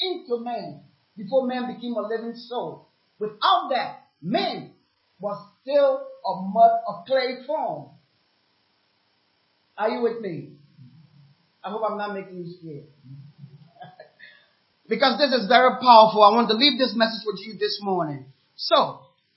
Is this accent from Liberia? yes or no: yes; Liberia; also born or lived in Ghana; now in United States; I'm from Liberia anyway, a war-torn country